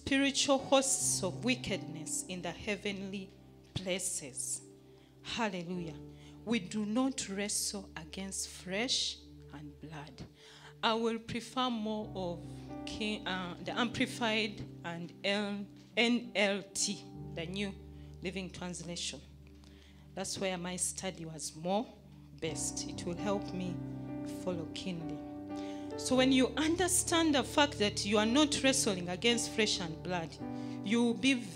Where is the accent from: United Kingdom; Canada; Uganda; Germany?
Uganda; now in Kenya; I come from Uganda, but I'm here.